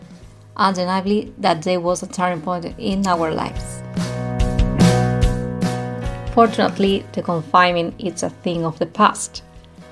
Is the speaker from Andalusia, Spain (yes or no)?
yes; La Línea de la Concepción, Andalusia, Spain; English is a second language; I'm from La Línea, which is a vibrant city located in the south of Spain